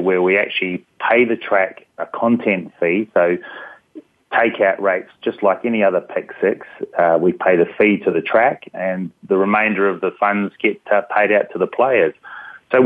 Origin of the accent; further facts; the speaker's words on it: New Zealand; moved away; I grew up next to a big racetrack in New Zealand, so that's my accent. I'm from the land down under.